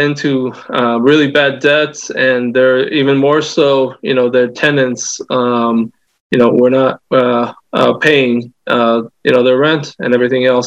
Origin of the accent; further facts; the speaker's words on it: Southern California, United States; I am from Southern California